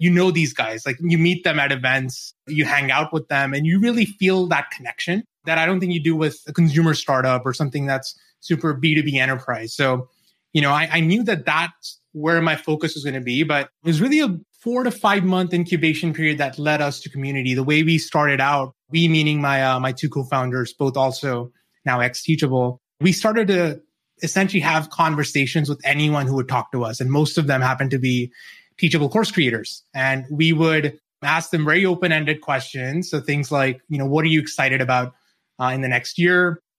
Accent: New Zealand; moved away as an adult; now in United States; Yeah, so I grew up in New Zealand. I've lost the accent now. I moved over to the States when I was 22.

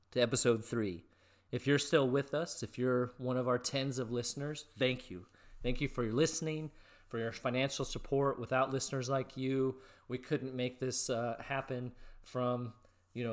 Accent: West Coast, the Northwest, Pacific Northwest, United States; also born or lived in California; I grew up on the West Coast, so I was in California at the time

